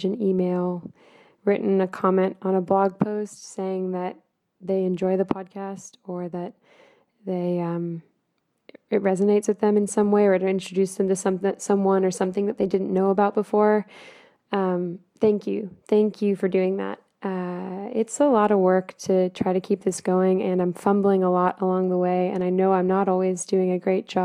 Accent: United States; moved away; being an American living overseas.

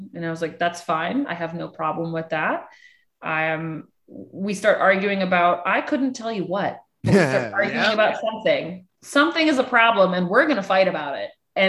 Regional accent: Rochester, New York, United States; We're in Rochester, New York. {S2} Oh, cold. {S3} This is my hometown.

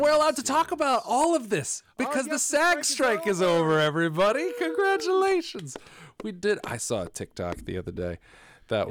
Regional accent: New England, United States; being from New England

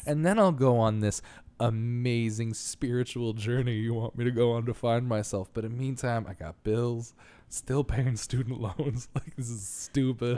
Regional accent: New York, United States; moved away; as a New Yorker, like, 'cause I'm s, I've been used to living in such small spaces the whole time

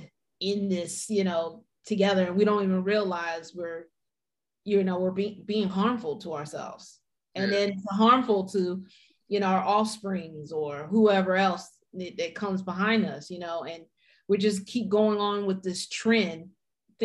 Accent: United States; I'm from Montgomery County

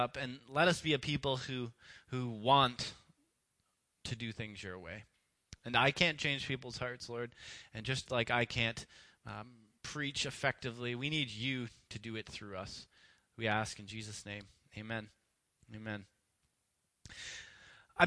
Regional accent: Canada; I grew up in Canada and was raised here in a free and rich and safe society

